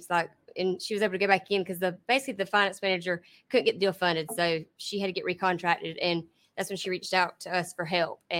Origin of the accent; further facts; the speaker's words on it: South Georgia, United States; accent: thick accent; I'm from South Georgia, so I have a thick accent. No hiding it.